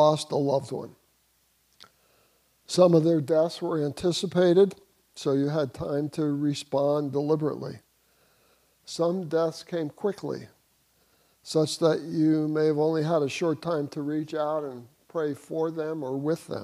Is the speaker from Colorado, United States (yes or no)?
no; New Jersey, United States; moved away as an adult; now in St. Petersburg, United States; I grew up in New Jersey